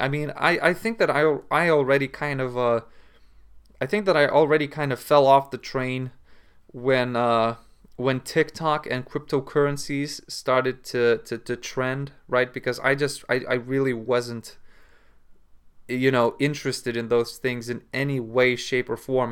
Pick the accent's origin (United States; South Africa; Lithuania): Lithuania; in Lithuania, we say